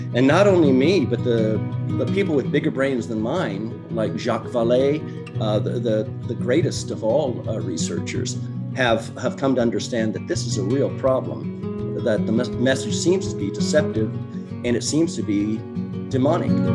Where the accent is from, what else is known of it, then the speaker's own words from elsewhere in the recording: Oregon, United States; from Oregon originally